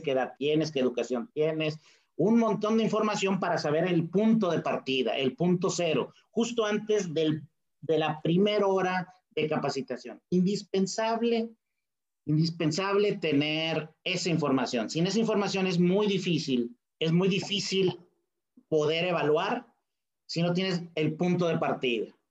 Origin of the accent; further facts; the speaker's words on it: Monterrey, Nuevo León, Mexico; soy un regiomontano muy orgulloso